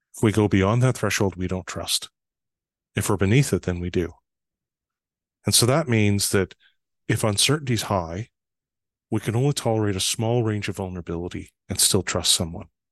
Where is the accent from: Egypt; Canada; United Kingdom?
Canada; Fort St. John, British Columbia; moved away; I was actually home one summer in July when it snowed